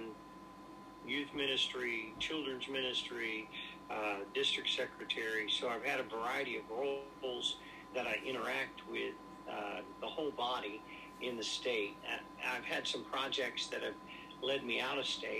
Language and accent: English; Georgia, United States; moved away as an adult; also born or lived in Hong Kong; now in Elkhart, Indiana, United States; I'm from Georgia, but I married my wife from Indiana, and so we came and started with a home missions church